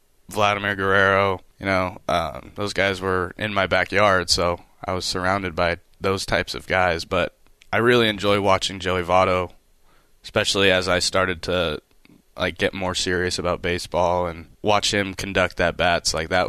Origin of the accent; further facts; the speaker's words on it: California, United States; I grew up right around the corner from the Angels.